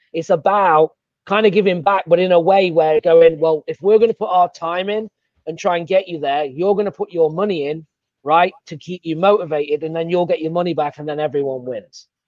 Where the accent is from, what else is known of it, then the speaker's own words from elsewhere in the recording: England, United Kingdom; accent: English; now in Savannah, United States; I've got an English accent